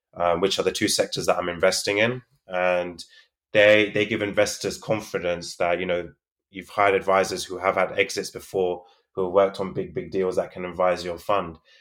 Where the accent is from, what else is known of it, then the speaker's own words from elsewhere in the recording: London, United Kingdom; I'm from London, the U K